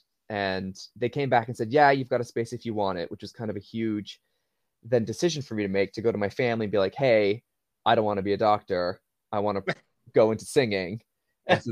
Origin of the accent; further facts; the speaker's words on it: Waltham, Massachusetts, United States; moved away as an adult; now in United Kingdom; I'm from a town called Waltham, which is in Massachusetts. It's a suburb of Boston